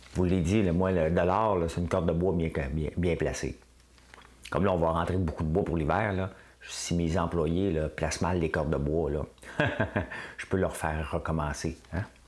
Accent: Quebec, Canada; c'était probablement mon maudit Québécois.

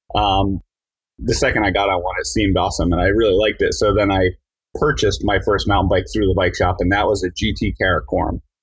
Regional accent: New Jersey, United States; I grew up in New Jersey

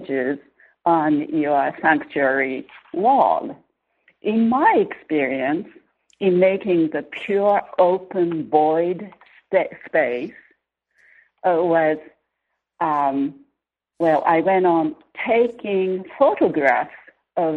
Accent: Tohoku, Japan; moved away; I'm from Tohoku, northern Japan, on the west coast, not the east coast

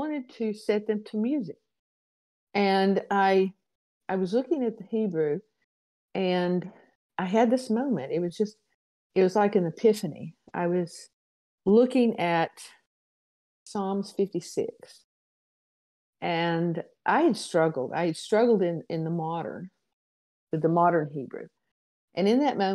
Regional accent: Alabama, United States; I'm from Alabama, and probably people who would postulate that I have yet to speak English

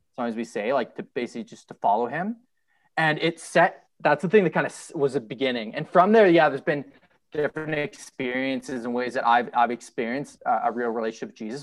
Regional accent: Ottawa, Ontario, Canada; now in Calgary, Canada; I grew up in Ottawa

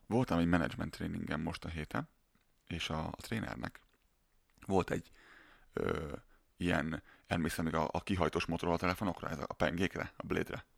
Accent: Hungary; born or raised there

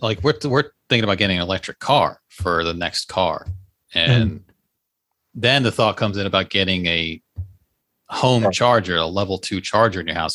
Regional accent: Leesburg, Virginia, United States; moved away; I was in my hometown by the way yesterday, Leesburg, Virginia

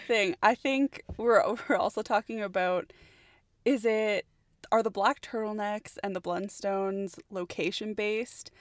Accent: Edmonton, Alberta, Canada; born and raised here in Edmonton, Alberta, Canada, so Canada all the way

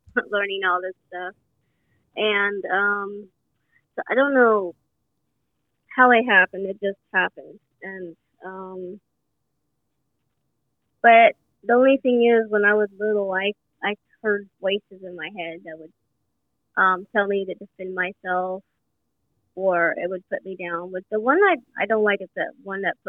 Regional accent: Sacramento, California, United States; I'm from Sacramento, California, USA

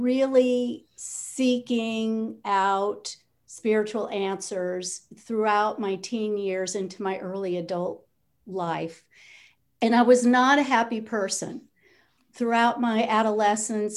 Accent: Los Angeles, California, United States; I grew up in Southern California in the Los Angeles, in a suburb of Los Angeles.

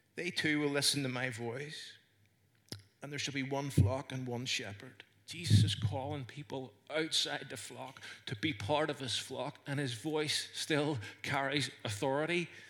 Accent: Northern Ireland, United Kingdom; accent: Northern Irish; I had a Northern Irish accent

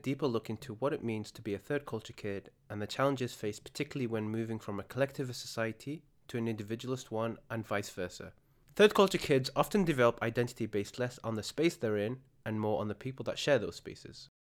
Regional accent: United Kingdom; The difference being in the UK, we are both British.

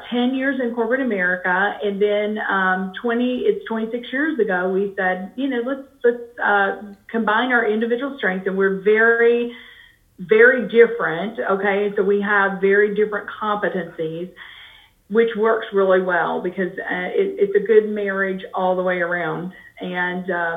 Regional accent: Kentucky, United States; moved away as an adult; now in St. Louis, United States; we grew up in Kentucky

